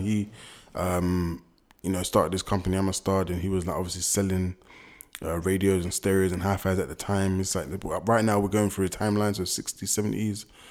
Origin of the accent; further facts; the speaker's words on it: London, United Kingdom; The only ones we could really relate to growing up in London was probably footballers